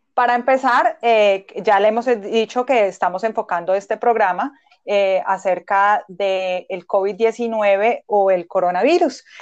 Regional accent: Colombia; moved away as an adult; now in Boston, United States; soy médica general de Colombia, migré a Estados Unidos hace seis años.

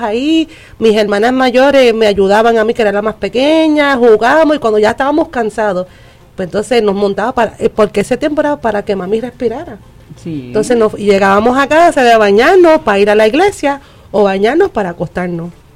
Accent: United States; moved away; yo me crié en Estados Unidos

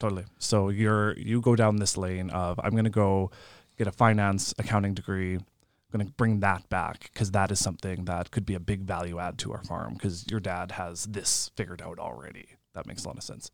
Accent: Lemberg, Saskatchewan, Canada; I'm from Lemberg, so nineteen people in my graduating class

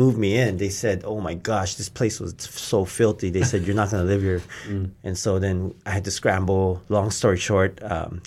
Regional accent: Hawaii, United States; moved away as an adult; I grew up in Hawaii, so I didn't go to church

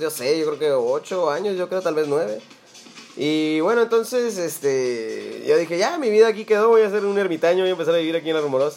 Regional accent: Mexicali, Baja California, Mexico; Yo la verdad que siempre he sido un citadino y siempre he estado encerrado en mis finas, en mis finas calles de Mexicali

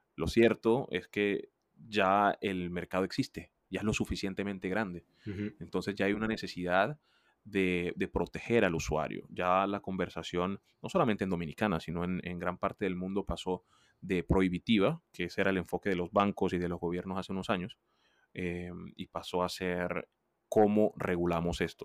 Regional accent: Colombia; yo soy un colombiano

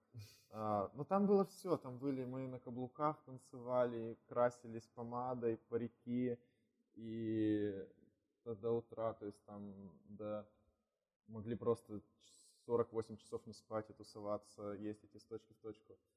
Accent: Kirovgrad, Sverdlovsk Oblast, Russia; also born or lived in Nevyansk; now in Yekaterinburg, Russia; Я родом сам из Кировграда, это Свердловская область

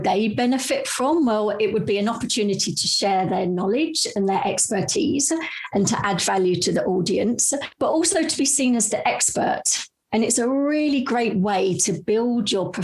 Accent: London, United Kingdom; now in Amsterdam, Netherlands; I'm a Brit that was originally from London, but I've actually been living in Amsterdam for over 20 years now.

